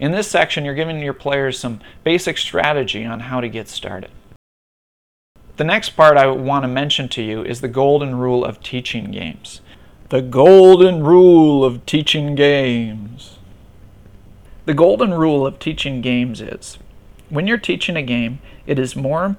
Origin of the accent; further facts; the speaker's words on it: Minnesota, United States; now in Buffalo, United States; I'm originally from Minnesota